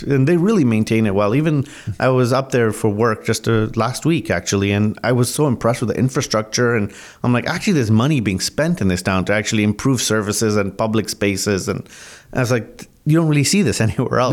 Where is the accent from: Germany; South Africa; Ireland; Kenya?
Kenya; Mombasa, Mombasa County; also born or lived in Canada / United States / England; now in Burlington, Canada; I was born actually in Mombasa, Kenya, which is on the eastern coast of Africa where my family's been for about three generations.